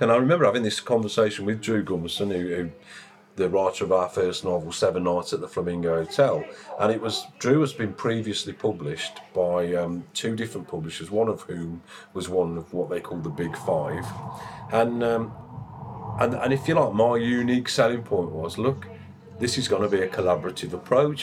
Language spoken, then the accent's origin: English; West Midlands, United Kingdom; now in East Midlands, United Kingdom; I'm from the West Midlands, as the accent might slightly give away.